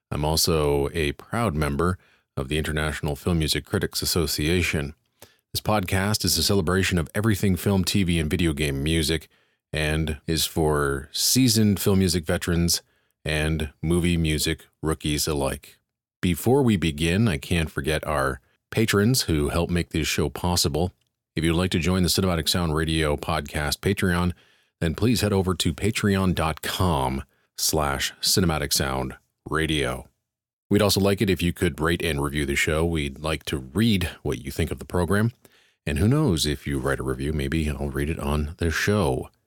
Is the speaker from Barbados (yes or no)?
yes; Barbados; also born or lived in England; I was born in England, but my dad moved us to his home country of Barbados in 1976. I spent my childhood and teen years there before coming back to England to live in 1993.